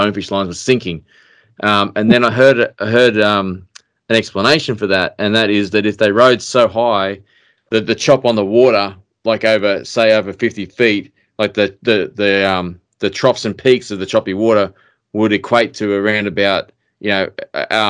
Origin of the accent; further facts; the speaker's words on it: Queensland, Australia; I'm from Queensland